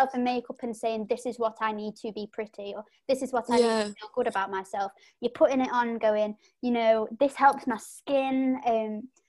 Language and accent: English; United Kingdom; we're British.